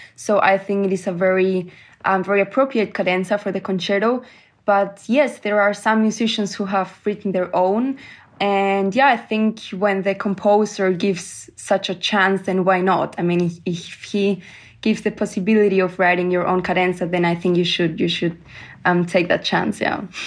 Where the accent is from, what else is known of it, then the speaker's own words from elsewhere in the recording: Granada, Andalusia, Spain; moved away; also born or lived in Germany; in Granada, in my hometown